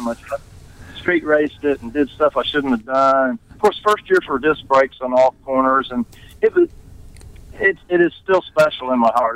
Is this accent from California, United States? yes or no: no; Tulsa, Oklahoma, United States; I'm from Tulsa